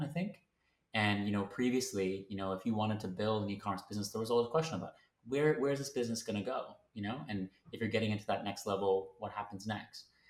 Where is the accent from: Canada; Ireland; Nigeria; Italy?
Canada; moved away as an adult; now in London, United Kingdom; I am based in London, um, but I'm originally from Canada